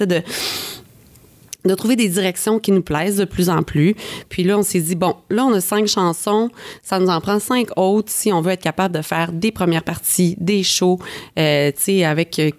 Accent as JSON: {"language": "French", "region": "Quebec", "country": "Canada", "moved": "yes", "lives_now": "Montreal, Canada", "said": "on est parti du Lac-Saint-Jean, on est arrêté à Québec, un petit stop. Après ça, on est arrivé à Montréal"}